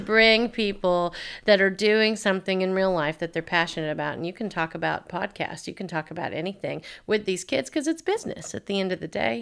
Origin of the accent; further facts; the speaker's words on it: Waverly, Tennessee, United States; also born or lived in Clarksville, Tennessee / Nashville, Tennessee; now in Dickson, United States; originally, I'm from Waverly, Tennessee, so not too far from here at all. I lived there my entire life until it was time to go to college